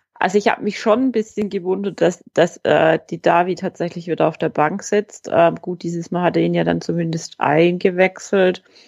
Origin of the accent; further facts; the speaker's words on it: Swabia, Germany; accent: Swabian; bei uns in Schwaben